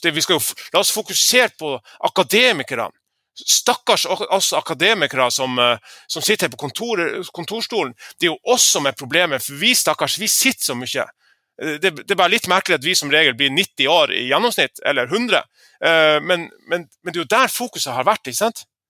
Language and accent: Norwegian; Lofoten, Nordland, Norway; moved away; den måneden jeg var hjemme i Lofoten på fiskemottaket